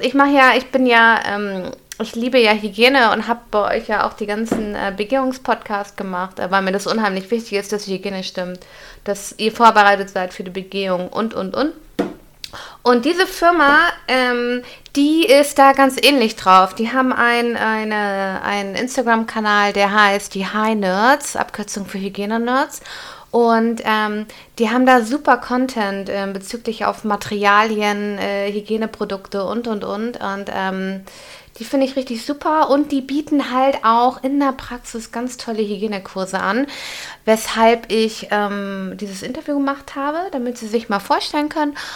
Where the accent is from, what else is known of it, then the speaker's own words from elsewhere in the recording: Hamburg, Germany; Ich bin ja auch Hamburgerin